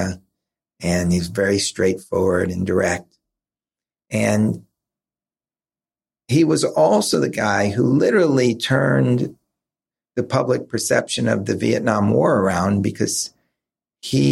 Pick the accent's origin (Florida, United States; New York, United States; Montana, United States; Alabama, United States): New York, United States; I grew up in New York, so we had Channel 11, Channel 5, which were local New York stations